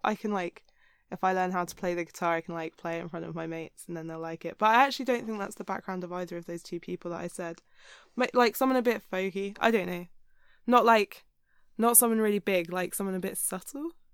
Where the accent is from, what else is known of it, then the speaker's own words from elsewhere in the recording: Hampshire, South East England, United Kingdom; I'm from the south of England.